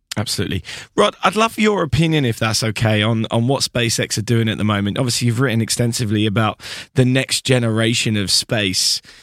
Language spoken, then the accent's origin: English; United Kingdom; being a British person